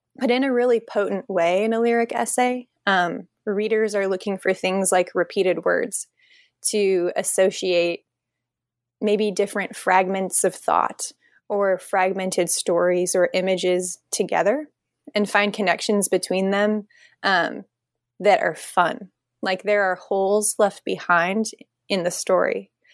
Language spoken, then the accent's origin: English; Nebraska, United States; moved away as an adult; also born or lived in Omaha, Nebraska; now in Portland, United States; I'm a Nebraskan native. I grew up there in a really small town of a thousand people and went to college in Omaha